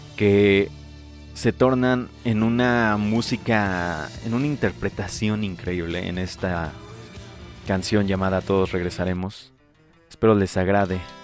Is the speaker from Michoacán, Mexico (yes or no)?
yes; Michoacán, Mexico; del lugar de donde yo soy